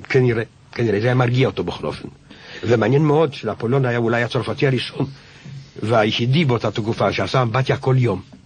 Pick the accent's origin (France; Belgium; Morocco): France; כשהייתי ילד בבית הספר העממי, כשהמשתב האחרון של נפוליאון הוקרא על ידי המורה